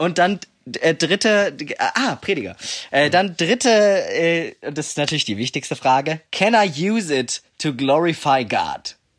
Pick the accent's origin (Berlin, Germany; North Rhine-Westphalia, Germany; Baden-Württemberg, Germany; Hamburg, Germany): Baden-Württemberg, Germany; Leonberg; das ist eben in Leonberg halt der Dude